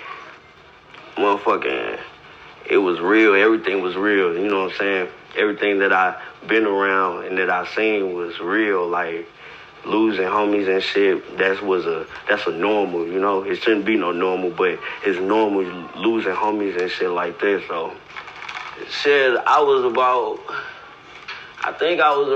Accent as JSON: {"language": "English", "town": "St. Louis", "region": "Missouri", "country": "United States", "said": "I'm from St. Louis, from motherfucking Missouri. Straight from the north side, Walnut Park, Zone 6"}